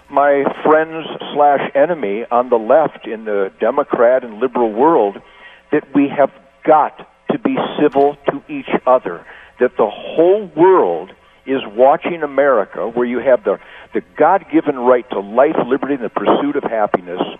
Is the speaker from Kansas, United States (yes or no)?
no; Detroit, Michigan, United States; Even though I'm a street fighter, I'm from Detroit.